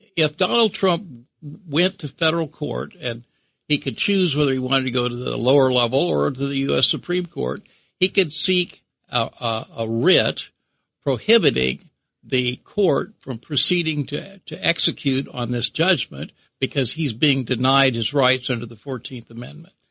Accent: Kansas, United States; I'm from Kansas

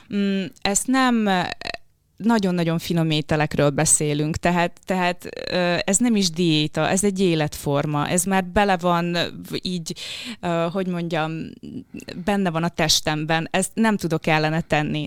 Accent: Kisdobrony, Zakarpattia Oblast, Ukraine; first language Hungarian; moved away; Kárpátalján, Kisdobrony nevű faluban, ez Záhonytól nincs messze, azt hiszem egy 15 kilométerre, tehát nagyon-nagyon közel a határhoz. Magyar iskolát végeztem, magyar gimnáziumba jártam.

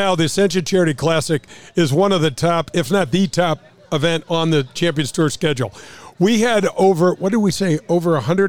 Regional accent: St. Louis, Missouri, United States; growing up in North County

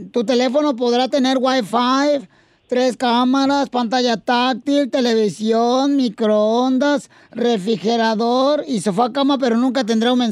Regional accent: Guadalajara, Jalisco, Mexico; de Guadalajara.

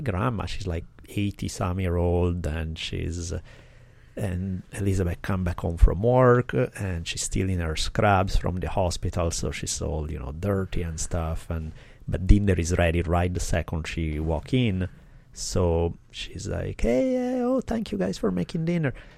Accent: Italy; I grew up skiing in the Alps in Italy

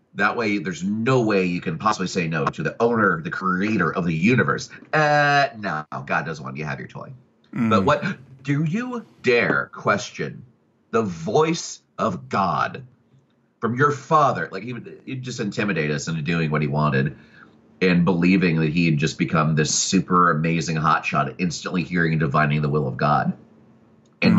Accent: Oklahoma City, Oklahoma, United States; also born or lived in Atlanta, Georgia; I was born in Atlanta, Georgia, and raised primarily in Oklahoma City

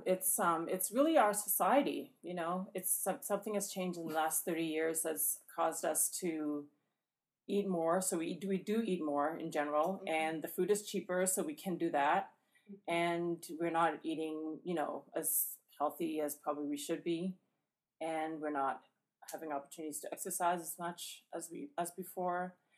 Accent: Canadian Prairies, Canada; also born or lived in Ghana / Atlanta, Georgia; now in Indiana, United States; the plains is where I'm from in Canada, so it's you know all the farmland

